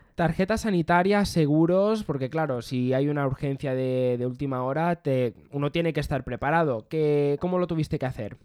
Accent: Mallorca, Balearic Islands, Spain; moved away as an adult; now in Barcelona, Spain; soy de Mallorca y actualmente resido en Barcelona

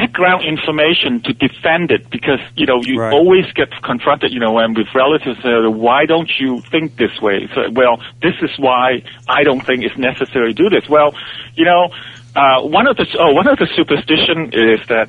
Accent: Malaysia; also born or lived in Hong Kong; now in United States; I was raised in I was born in Hong Kong, and our family moved to Borneo when I was about 3 or 4 years old

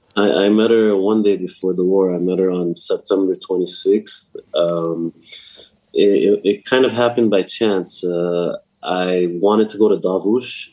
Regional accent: Los Angeles, California, United States; I'm from California, from

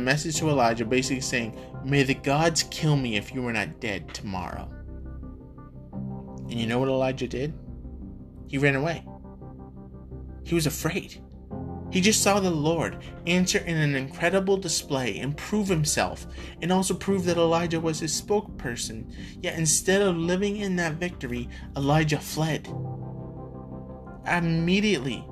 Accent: Canada; moved away as an adult; also born or lived in United States; I am a Canadian citizen, and I was living and working in the States

